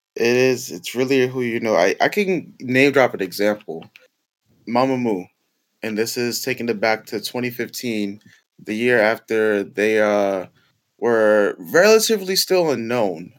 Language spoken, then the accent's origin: English; New York City, New York, United States; Bronx, New York. Yep, born and raised